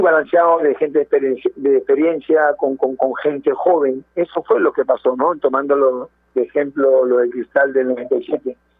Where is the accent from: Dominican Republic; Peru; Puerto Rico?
Peru; como peruanos que somos